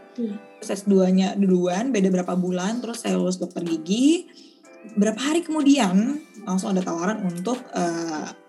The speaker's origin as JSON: {"language": "Indonesian", "town": "Pekanbaru", "region": "Riau", "country": "Indonesia", "tie": "born or raised there", "moved": "as an adult", "lives_now": "Jakarta, Indonesia", "said": "aku tuh asli dari Riau"}